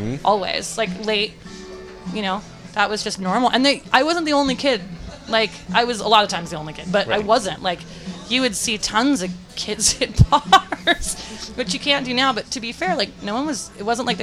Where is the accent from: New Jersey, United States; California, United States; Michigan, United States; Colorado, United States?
California, United States; San Francisco; I grew up in North Beach